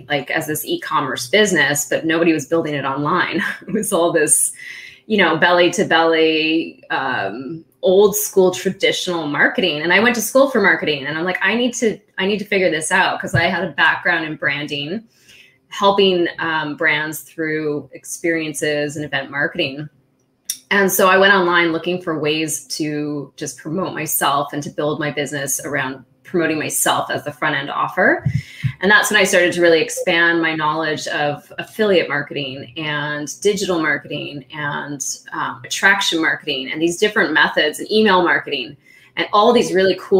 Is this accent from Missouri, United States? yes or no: no; California, United States; also born or lived in Austria / San Diego; I was born in Austria and I grew up in California